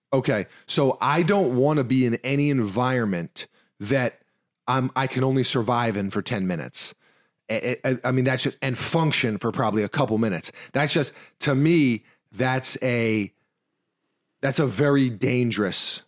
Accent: New York City, New York, United States; I'm also from New York City

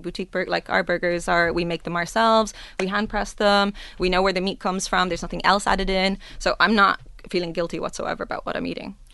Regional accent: Ireland; now in Dubai, United Arab Emirates; I'm Irish

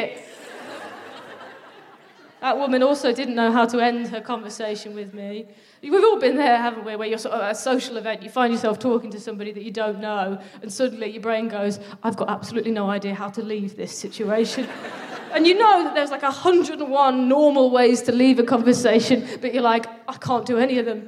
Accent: Midlands, United Kingdom; I like being from the Midlands

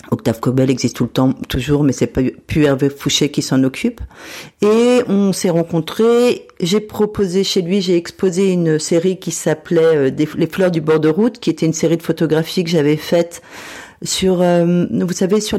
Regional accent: Metz, Grand Est, France; Et donc quand moi je suis partie de Metz euh, dans les années 80, cette piscine existait.

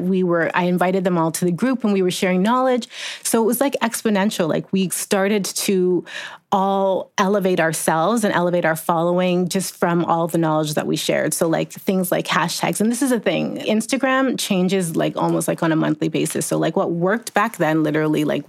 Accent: Jamaica; I'm Jamaican, so I've always had like 5 jobs

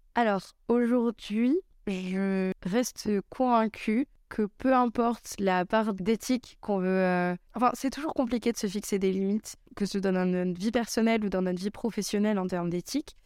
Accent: Saintes, Nouvelle-Aquitaine, France; moved away; also born or lived in Bordeaux; Je suis originaire de Sainte en Charente-Maritime

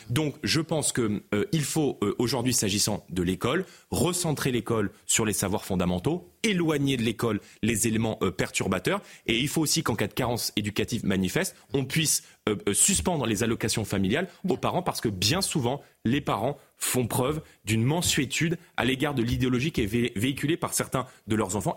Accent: Seine-Saint-Denis, Île-de-France, France; j'ai grandi en Seine-Saint-Denis

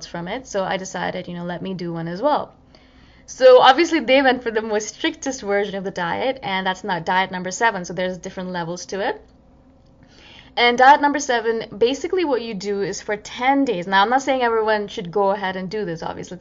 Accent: India; being an Indian and loving my spices

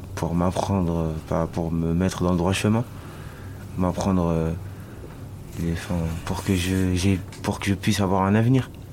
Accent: Marseille, Provence-Alpes-Côte d'Azur, France; Je suis marseillais ici, hein, et j'ai d'autres origines aussi

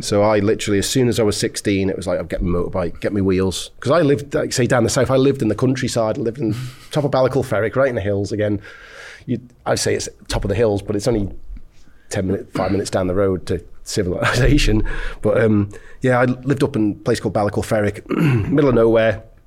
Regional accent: Isle of Man; I come from the Isle of Man

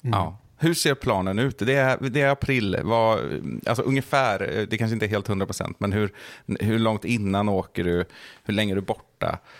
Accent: Bohuslän, Västra Götaland, Sweden; vi är ju båda från Bohuslän här också, och det, det är väl lite samma sak som med Värmland, att man är uppvuxen med NRK

